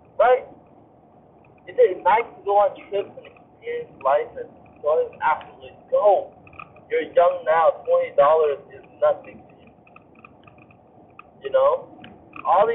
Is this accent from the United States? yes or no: no; Vietnam; moved away; growing up in Vietnam